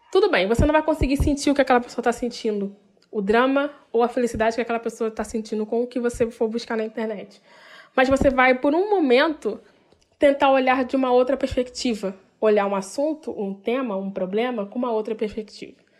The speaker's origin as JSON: {"language": "Portuguese", "region": "Rio de Janeiro", "country": "Brazil", "said": "Eu sou do Rio de Janeiro"}